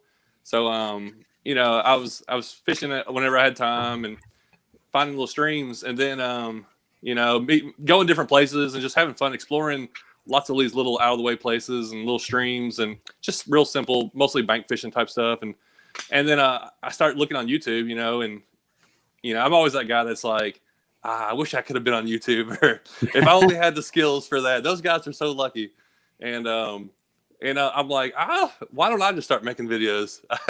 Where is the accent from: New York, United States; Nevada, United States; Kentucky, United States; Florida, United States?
Kentucky, United States; born there; also born or lived in Tennessee; I was born in Kentucky, so, we kind of moved from Kentucky to Tennessee